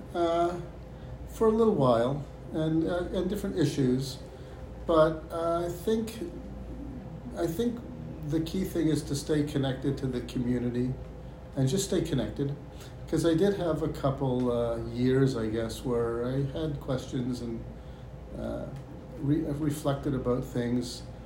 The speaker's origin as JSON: {"language": "English", "town": "Toronto", "region": "Ontario", "country": "Canada", "tie": "born or raised there", "also_born_or_lived": "Israel", "moved": "as an adult", "lives_now": "United States", "said": "I was born and raised in Toronto, Canada"}